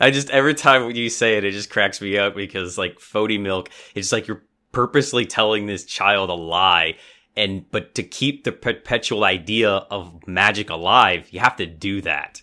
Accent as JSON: {"language": "English", "country": "United States", "said": "as an American"}